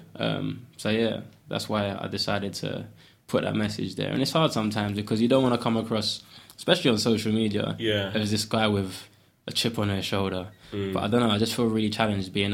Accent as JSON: {"language": "English", "region": "London", "country": "United Kingdom", "tie": "born or raised there", "also_born_or_lived": "Ghana", "said": "I grew up in Custom House, East London, on a council estate."}